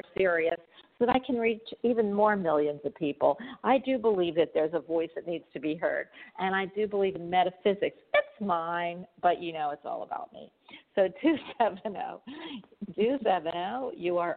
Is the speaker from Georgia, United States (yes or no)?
no; Philadelphia, Pennsylvania, United States; also born or lived in New York; I'm actually from Philadelphia, but I've lived in New York a few years too